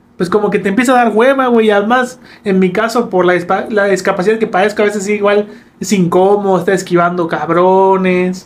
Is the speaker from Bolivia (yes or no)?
no; Campeche, Mexico; crecimos en Campeche